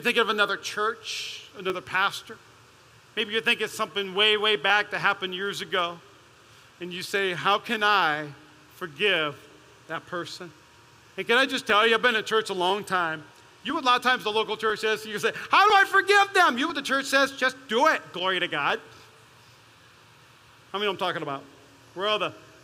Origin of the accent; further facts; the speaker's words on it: Las Vegas, Nevada, United States; I'm from East Las Vegas